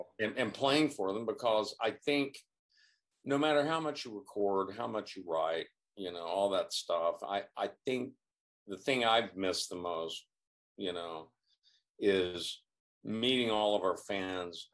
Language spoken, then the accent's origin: English; California, United States; moved away as an adult; also born or lived in Virginia; I grew up in Virginia, okay, but I really grew up in California, you know, because I was so young when I came out to California, and then spent all those years there